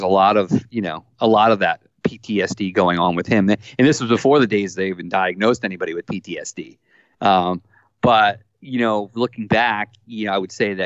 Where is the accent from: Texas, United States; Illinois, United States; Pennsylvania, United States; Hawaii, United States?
Pennsylvania, United States; Phoenixville; now in Eliot, Maine, United States; I was born in right outside of Philadelphia, a town called Phoenixville, Pennsylvania.